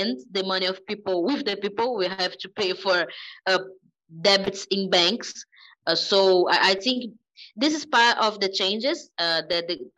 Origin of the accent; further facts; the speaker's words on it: Brazil; Here in Brazil, people lack identity of Latin American. We don't see ourselves as Latin American